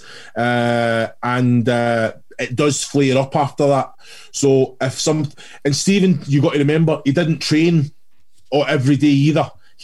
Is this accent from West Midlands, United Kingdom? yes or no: no; Kilmarnock, Scotland, United Kingdom; I grew up in Kilmarnock